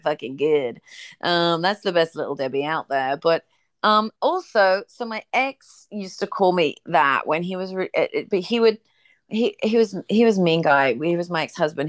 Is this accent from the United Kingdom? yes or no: yes; England, United Kingdom; now in United States; I'm from England